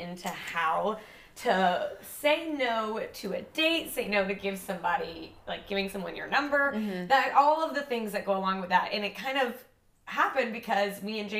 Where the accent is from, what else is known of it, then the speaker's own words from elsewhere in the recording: Mississippi, United States; moved away as an adult; now in Savannah, United States; I'm from Mississippi, and I've been in Savannah also about 3 years, a little over 3 years.